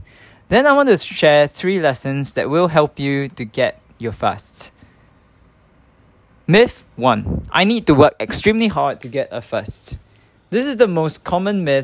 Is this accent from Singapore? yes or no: yes; Singapore; English is a second language; moved away as an adult; also born or lived in Nottingham; I spent 21 years growing up in Singapore